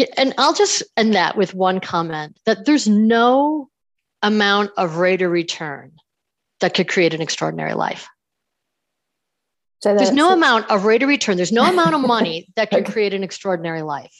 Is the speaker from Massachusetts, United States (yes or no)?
no; New York, United States; I am from New York